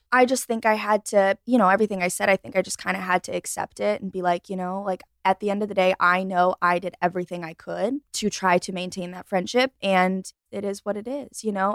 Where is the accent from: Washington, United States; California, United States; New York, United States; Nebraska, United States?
New York, United States; Rochester; moved away as an adult; now in Charlotte, United States; I was born and raised in Rochester, New York